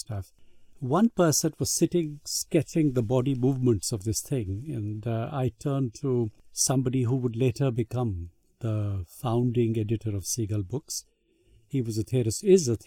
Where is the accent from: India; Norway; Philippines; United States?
India; as Indian publishers